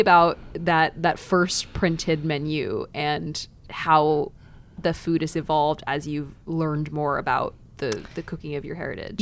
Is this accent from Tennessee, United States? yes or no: no; Dallas, Texas, United States; I grew up in Dallas, not too far away